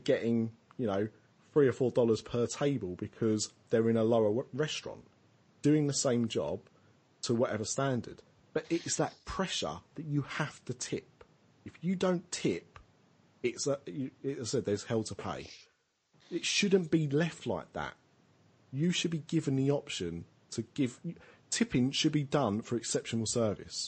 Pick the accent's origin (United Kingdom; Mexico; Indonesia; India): United Kingdom; we're British